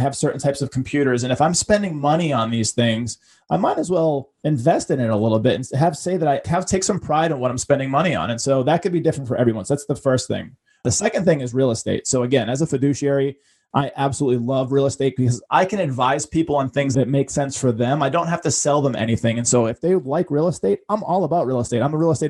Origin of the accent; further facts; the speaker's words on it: Boston, Massachusetts, United States; growing up in Boston with a single mom that didn't have a penny to rub together.